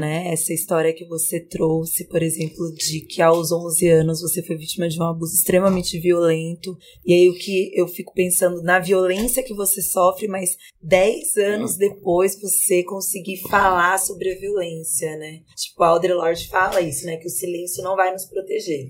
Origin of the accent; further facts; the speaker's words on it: Vale do Paraíba, São Paulo, Brazil; eu sou do interior, eu sou do Vale do Paraíba. E eu tava, a minha família é de São José dos Campos.